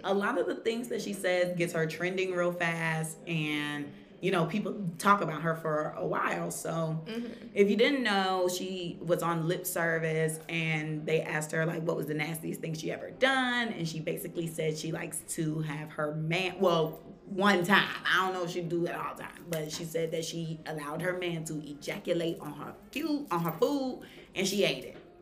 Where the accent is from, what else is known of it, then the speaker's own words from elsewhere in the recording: United States; I'm American.